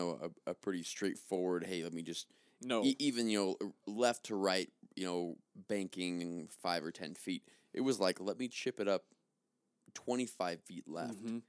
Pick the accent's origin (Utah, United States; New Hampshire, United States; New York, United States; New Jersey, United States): Utah, United States; Because I'm from Utah.